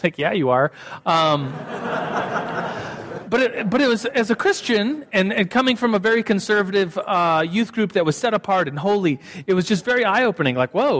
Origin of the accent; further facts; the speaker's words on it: Germany; moved away as an adult; now in United States; And so when I came from Germany to, I moved at the time to New Mexico to start college, the University of New Mexico.